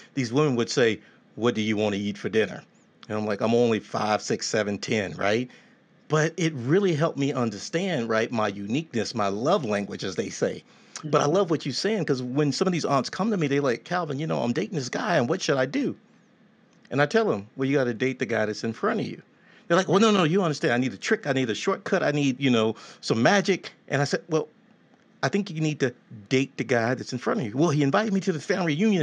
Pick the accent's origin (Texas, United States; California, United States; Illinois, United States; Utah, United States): Texas, United States; growing up in Texas, you know, I was raised by these traditional women